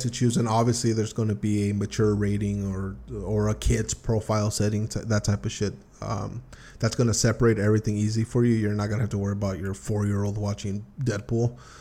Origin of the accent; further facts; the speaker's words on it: United States; about being American